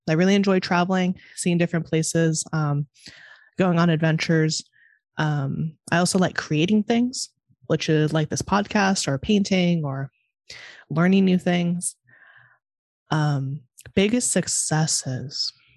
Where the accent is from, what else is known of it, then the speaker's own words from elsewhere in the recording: Monterey, California, United States; now in Chicago, United States; I'm from Monterey, California.